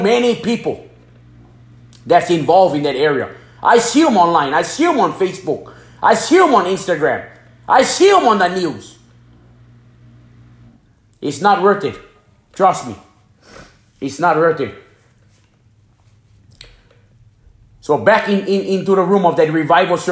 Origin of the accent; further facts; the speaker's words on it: Hana, Hawaii, United States; moved away; also born or lived in Florida; I'm from Hawaii. I'm born and raised in Hana, Maui